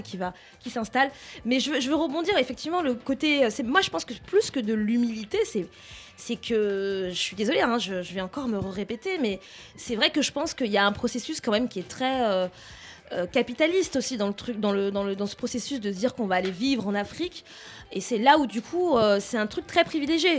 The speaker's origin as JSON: {"language": "French", "country": "France", "tie": "born or raised there", "said": "on est français, on a grandi ici"}